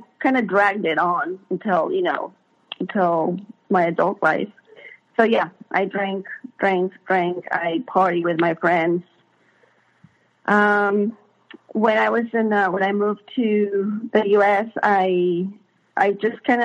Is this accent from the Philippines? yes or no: no; Mexico; moved away as an adult; now in United States; I wasn't born in the U.S., I was born in Mexico. And in 95, I was about 19, I moved to the U.S.